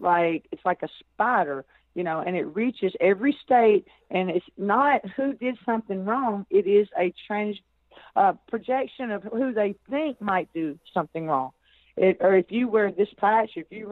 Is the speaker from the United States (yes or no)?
yes; Arkansas, United States; I'm from Arkansas